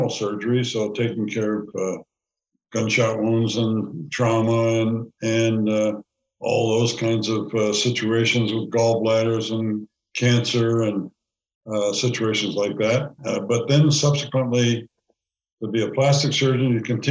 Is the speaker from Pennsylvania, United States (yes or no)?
yes; Allentown, Pennsylvania, United States; also born or lived in North Carolina; I was born in Allentown, Pennsylvania.